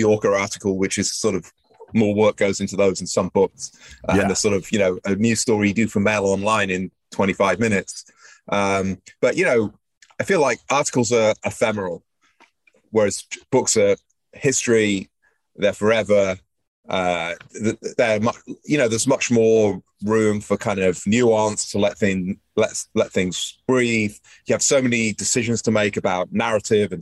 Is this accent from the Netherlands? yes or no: no; Manchester, North West England, United Kingdom; moved away as an adult; now in United States; I grew up in Manchester, northwest of England, far away from the sea.